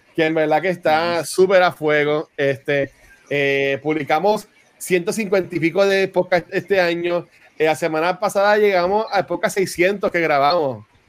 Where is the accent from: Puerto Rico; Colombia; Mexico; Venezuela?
Puerto Rico; accent: Puerto Rican; como hablamos puertorriqueño